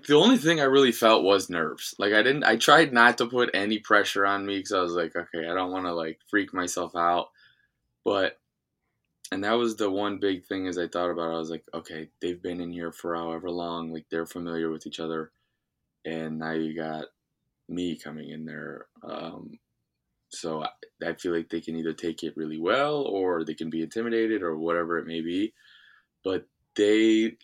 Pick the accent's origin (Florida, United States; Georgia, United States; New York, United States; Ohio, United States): Ohio, United States; Cleveland; my hometown, downtown Cleveland